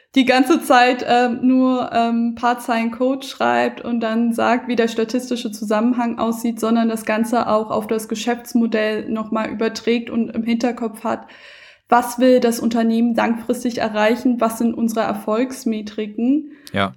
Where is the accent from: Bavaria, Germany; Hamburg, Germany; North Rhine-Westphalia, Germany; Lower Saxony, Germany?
Hamburg, Germany; moved away as an adult; now in Berlin, Germany; ich bin eine richtige Hamburger Dern und Wahlberlinerin mittlerweile.